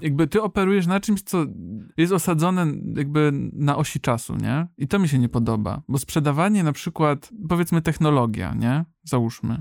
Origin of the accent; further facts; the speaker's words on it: Kędzierzyn-Koźle, Opole Voivodeship, Poland; w Kędzierzynie, skąd pochodzę